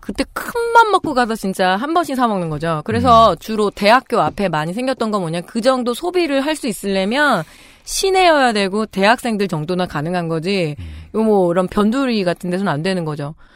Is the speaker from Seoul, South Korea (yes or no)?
no; Chungju, North Chungcheong, South Korea; moved away; 제가 충북 충주 출신인데 우리 집이 그때 아빠가 팔고 왔을 때 되게 큰 집이었거든요